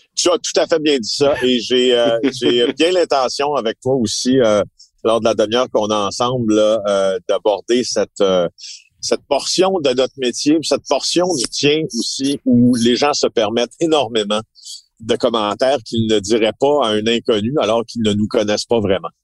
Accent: Ville-Marie, Quebec, Canada; also born or lived in Rouyn-Noranda; now in Montreal, Canada; je viens d'Abitibi-Témiscamingue. J'y ai grandi. Alors, j'ai grandi à Ville-Marie, au Témiscamingue

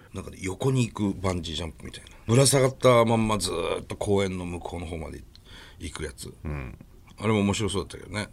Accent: Tohoku, Japan; やっぱ東北の人間なんだろうね

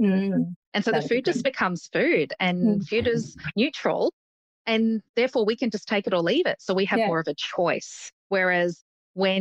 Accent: Brisbane, Queensland, Australia; I grew up in Brisbane

